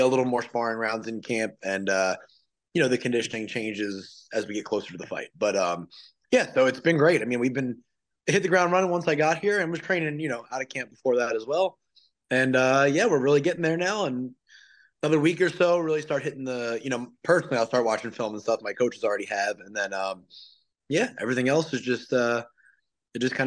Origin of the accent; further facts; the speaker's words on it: New Jersey, United States; moved away as an adult; also born or lived in South Carolina / Wilmington, North Carolina; I'm from New Jersey originally, but I left there right about the time I went to college